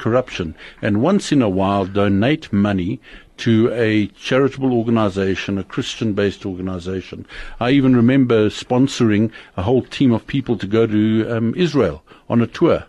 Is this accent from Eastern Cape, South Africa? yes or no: no; Germiston, Gauteng, South Africa; I'm South African born, lived in Germiston for a good part of 20 years of my life, and then moved around the country.